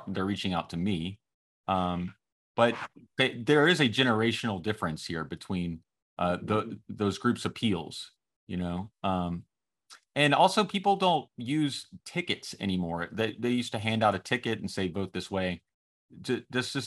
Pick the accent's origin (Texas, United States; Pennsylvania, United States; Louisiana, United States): Louisiana, United States; Alexandria; now in New Orleans, United States; I'm originally from Alexandria, so Alexandria, we didn't have alphabet soup groups